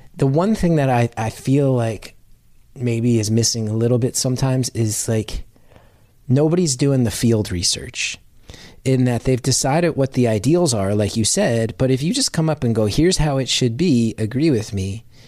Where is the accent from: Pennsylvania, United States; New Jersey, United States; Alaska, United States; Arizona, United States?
New Jersey, United States; growing up in North Jersey, my town, I think, was twelve miles from Manhattan